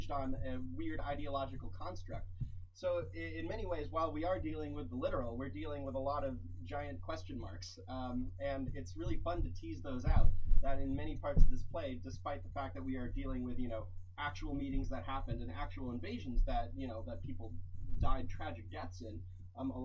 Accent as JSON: {"language": "English", "town": "New York City", "region": "New York", "country": "United States", "tie": "born or raised there", "also_born_or_lived": "Ohio", "moved": "as an adult", "said": "I grew up in New York City, went out to Ohio for about 5 years for college."}